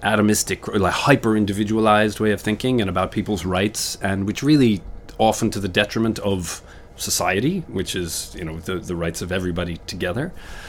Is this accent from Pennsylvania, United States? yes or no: no; Connecticut, United States; I grew up in Connecticut, just outside New York.